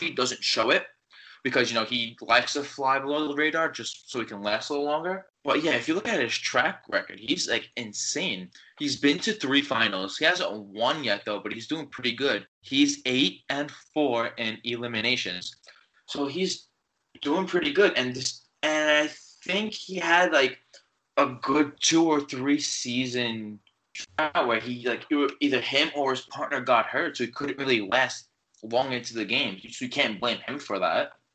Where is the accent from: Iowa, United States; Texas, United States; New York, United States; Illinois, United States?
New York, United States; I'm from New York